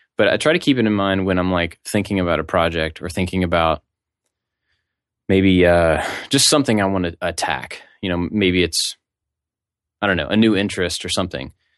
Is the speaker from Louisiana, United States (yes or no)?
no; Kentucky, United States; now in Savannah, United States; where I'm from